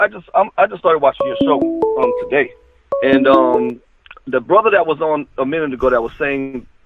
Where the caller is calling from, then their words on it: Fort Lauderdale, Florida, United States; I'm calling from Fort Lauderdale, Florida.